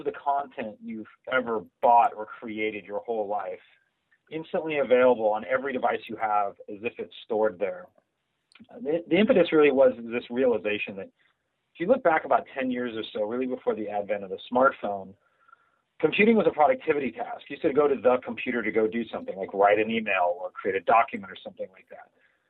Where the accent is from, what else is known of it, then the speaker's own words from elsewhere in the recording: California, United States; also born or lived in Germany / United Kingdom / France; I was born in Germany, lived in the UK, lived in France, came to the US when I was fairly young, and you know, spent most of my life in Southern California.